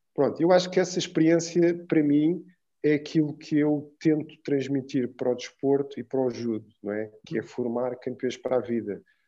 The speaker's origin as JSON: {"language": "Portuguese", "region": "Lisbon", "country": "Portugal", "tie": "born or raised there", "also_born_or_lived": "Cape Verde", "said": "e voltei para Portugal com a minha mãe. Pronto, isto para explicar um pouco que eu fui para Lisboa"}